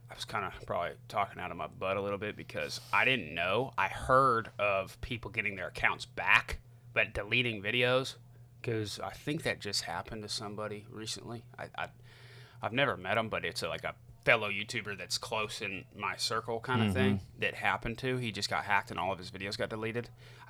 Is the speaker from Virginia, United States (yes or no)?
no; Florida, United States; born there; I remember, I was born in Florida, and my grandparents still live in Florida, right? And, you know, my parents were kind of hippies, so we moved all over the place.